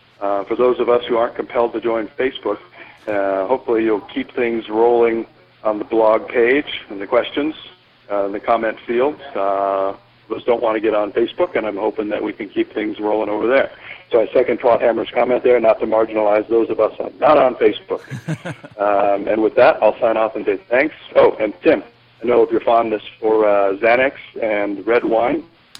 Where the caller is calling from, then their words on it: Krabi, Thailand; put it in the map in Krabi, Thailand. I'm calling in from Thailand, where I'm on a week's vacation with the wife